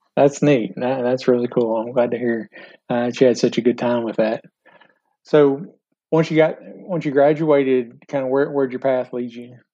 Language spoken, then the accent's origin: English; Bowling Green, Kentucky, United States; I grew up in Bowling Green